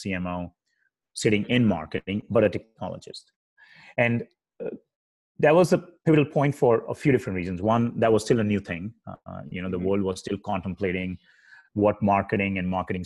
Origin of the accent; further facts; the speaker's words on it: India; moved away as an adult; now in United States; I grew up in India and I moved to the US in 2002